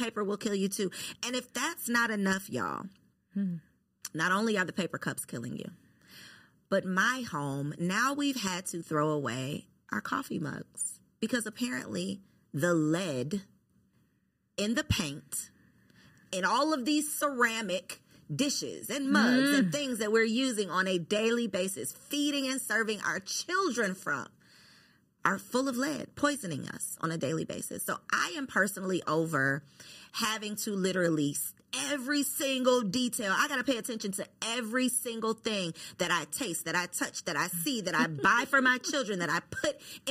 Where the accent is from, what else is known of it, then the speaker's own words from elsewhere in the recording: Jamaica; now in United States; I am Jamaican.